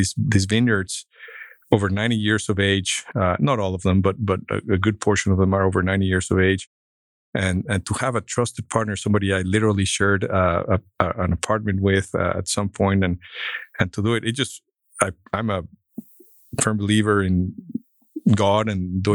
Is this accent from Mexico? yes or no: yes; Mexico; moved away as an adult; also born or lived in Mexico City, Mexico; now in Fort Worth, United States; growing up in Mexico, going to Berkeley.